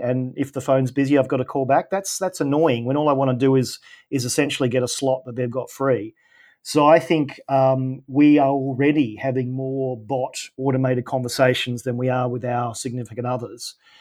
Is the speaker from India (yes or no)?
no; Australia; I'm Australian